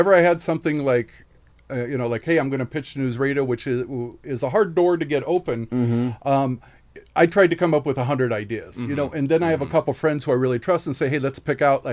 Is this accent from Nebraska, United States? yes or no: yes; Omaha, Nebraska, United States; now in California, United States; I'm originally from Omaha.